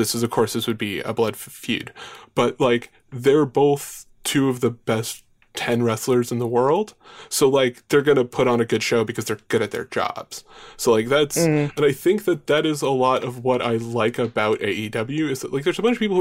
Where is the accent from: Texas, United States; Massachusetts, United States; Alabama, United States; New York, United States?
New York, United States; Long Island; I grew up on Long Island. I still live on Long Island.